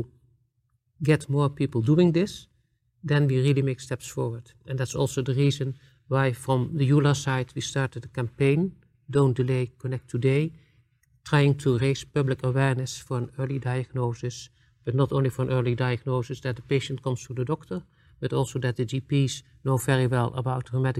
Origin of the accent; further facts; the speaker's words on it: Netherlands; I'm coming from the Netherlands